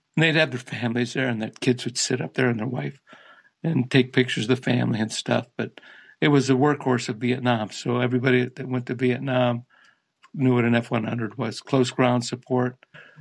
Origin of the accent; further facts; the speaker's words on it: Barberton, Ohio, United States; I'm from Barberton